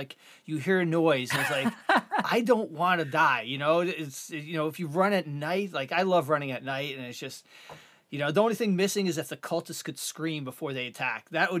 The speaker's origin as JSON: {"language": "English", "country": "Canada", "said": "I'm a Canadian."}